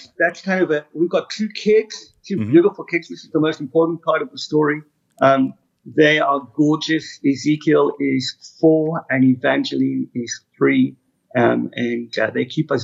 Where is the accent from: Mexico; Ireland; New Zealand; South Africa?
South Africa; Cape Town, Western Cape; moved away; also born or lived in United Kingdom; I grew up in South Africa, mm-hmm. Cape Town, most beautiful city in the world.